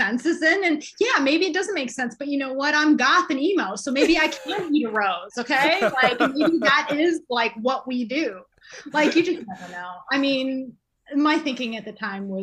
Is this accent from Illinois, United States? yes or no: yes; Chicago, Illinois, United States; I'm from Chicago